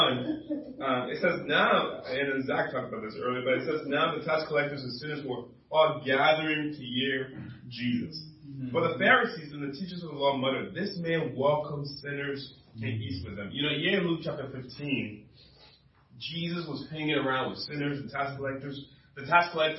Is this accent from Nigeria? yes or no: no; Liberia; moved away; I'm originally from Liberia, West Africa